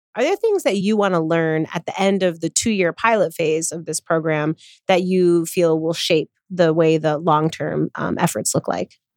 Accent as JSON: {"language": "English", "town": "Chicago", "region": "Illinois", "country": "United States", "tie": "born or raised there", "said": "my hometown, the Windy City, Chicago, Illinois"}